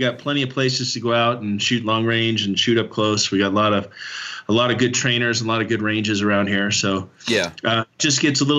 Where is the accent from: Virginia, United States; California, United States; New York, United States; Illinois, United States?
California, United States; San Diego; moved away; I grew up in San Diego, and it's kind of the same way.